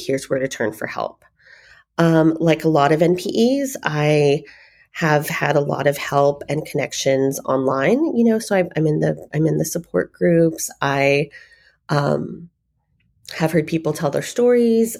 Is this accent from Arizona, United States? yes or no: yes; Phoenix, Arizona, United States; also born or lived in Denver, Colorado; I was born in Denver, raised here in Phoenix